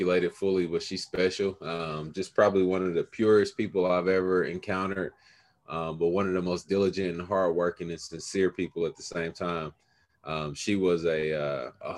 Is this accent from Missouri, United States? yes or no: yes; Kansas City, Missouri, United States; I am a product of this here town that I love, Kansas City, Missouri. Grew up early on in the 30s and 40s, so on the east side of Kansas City